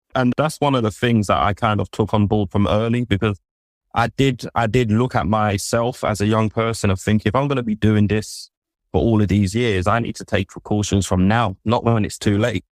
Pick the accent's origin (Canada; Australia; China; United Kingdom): United Kingdom; London; so I grew up in London.